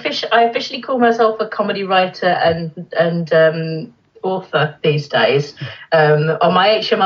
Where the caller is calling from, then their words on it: Canterbury, South East England, United Kingdom; I'm calling you from just outside of Canterbury.